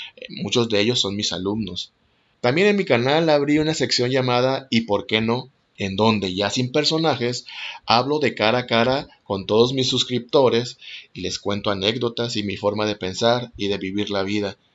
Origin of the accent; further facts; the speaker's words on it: Mexico; also born or lived in Mazatlán, Sinaloa; Soy mexicano, tengo 39 años y actualmente vivo en Mazatlán, Sinaloa.